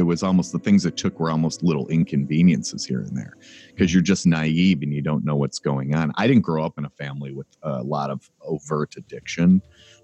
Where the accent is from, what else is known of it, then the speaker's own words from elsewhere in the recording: Cleveland, Ohio, United States; I grew up in Cleveland.